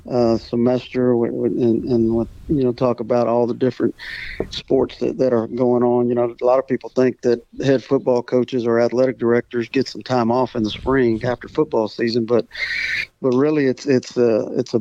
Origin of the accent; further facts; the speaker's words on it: Refugio, Texas, United States; I grew up in the Coastal Bend in small little Refugio. And actually, I still live in Refugio